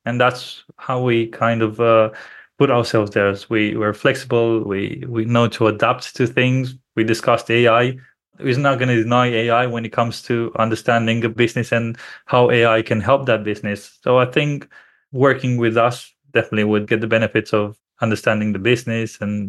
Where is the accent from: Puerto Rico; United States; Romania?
Romania; because both myself and my business partner, we're originally from Romania.